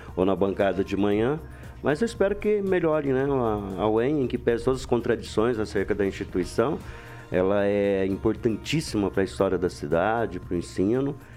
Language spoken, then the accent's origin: Portuguese; Londrina, Paraná, Brazil; now in Maringá, Brazil; Lá na Varta, que eu nasci na Varta.